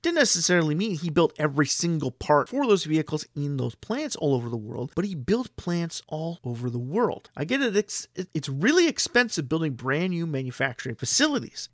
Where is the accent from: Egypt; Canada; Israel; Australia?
Canada; My home country of Canada